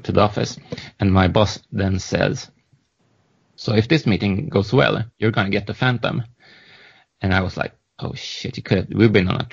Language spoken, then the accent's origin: English; Stockholm, Stockholm County, Sweden; I'm from Stockholm.